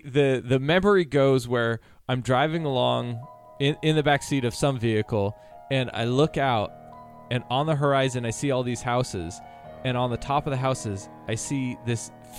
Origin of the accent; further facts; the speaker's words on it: Minnesota, United States; I was born in Minnesota.